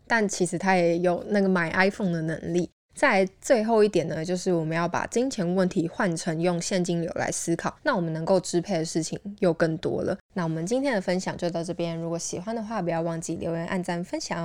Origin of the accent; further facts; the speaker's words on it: Taiwan; 我们台湾人